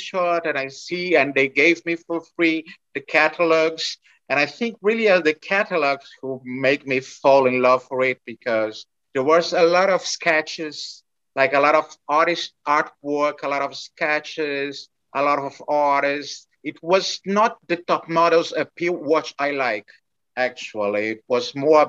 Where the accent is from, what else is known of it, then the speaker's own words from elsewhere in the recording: Brazil; English is a second language; also born or lived in France; I was coming from Brazil